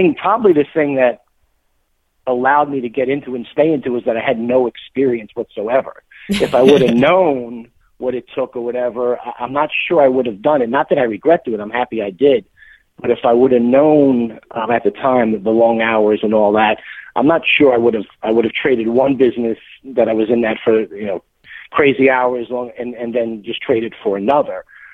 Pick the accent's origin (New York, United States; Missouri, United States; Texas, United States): New York, United States; Well, it's kind of interesting that I came from New York, so right off the bat there, it's a little different.